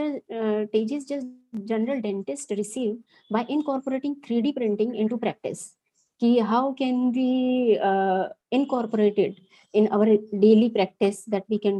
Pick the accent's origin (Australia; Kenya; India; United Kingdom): India; Haryana; I'm from Haryana state. I'm practicing in Faridabad.